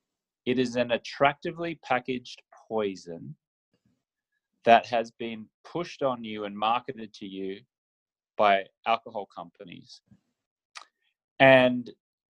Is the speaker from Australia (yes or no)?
yes; Australia; I grew up in Australia where the drinking culture is rampant